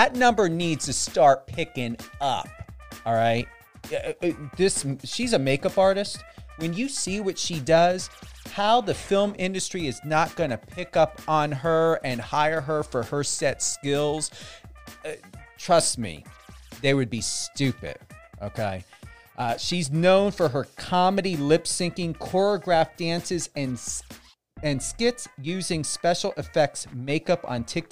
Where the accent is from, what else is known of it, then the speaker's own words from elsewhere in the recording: New Jersey, United States; accent: Jersey; I'm from Jersey.